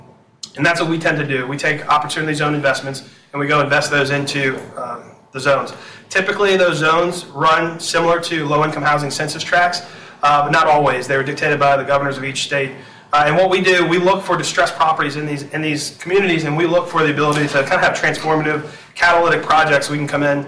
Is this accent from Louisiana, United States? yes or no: yes; New Orleans, Louisiana, United States; moved away; I'm born and raised in New Orleans, moved back to New Orleans following Hurricane Katrina.